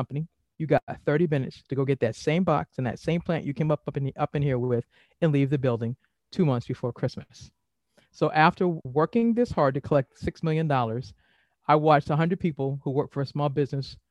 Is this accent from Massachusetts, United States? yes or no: yes; Boston, Massachusetts, United States; now in Maryland, United States; I'm originally from Boston